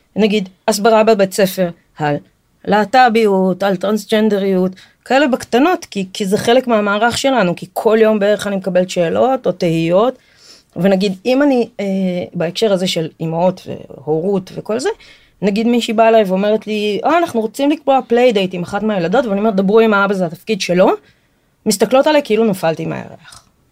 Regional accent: Israel; אני נולדתי בארץ, אבל שני ההורים שלי ברזילאים

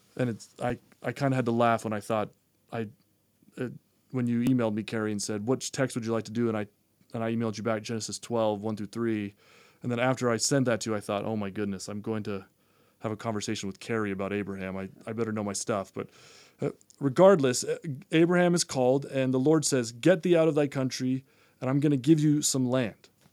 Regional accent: Massachusetts, United States; now in Utah, United States; I grew up in Massachusetts

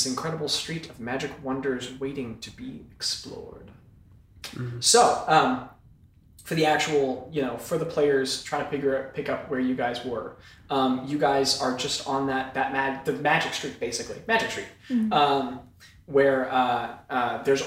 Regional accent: Iowa, United States; moved away; also born or lived in New York; I grew up in Iowa

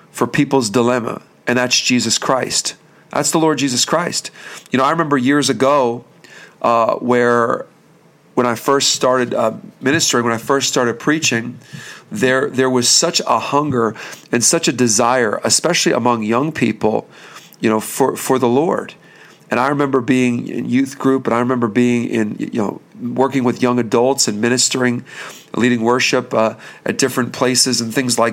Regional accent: Bethlehem, Pennsylvania, United States; we're from the Bethlehem, Pennsylvania area

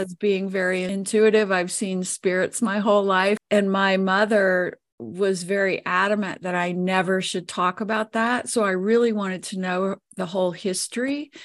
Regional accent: New Orleans, Louisiana, United States; now in Colorado, United States; I was born and raised there

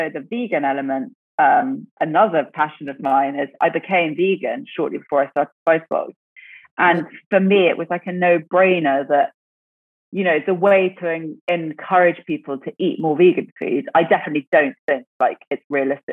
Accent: English countryside, England, United Kingdom; growing up in the UK, growing up in the English countryside

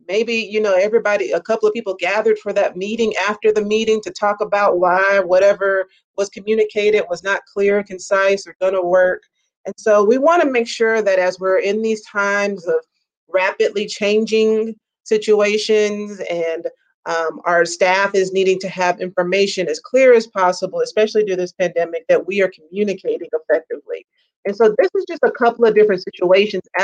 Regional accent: Mississippi, United States; now in Texas, United States; I'm originally from Mississippi

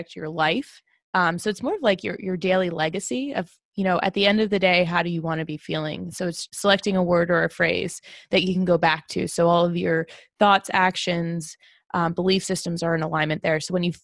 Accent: New Jersey, United States; I'm from Jersey.

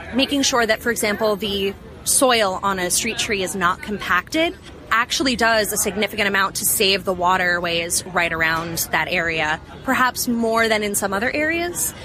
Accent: New York City, New York, United States; I am from Brooklyn, New York

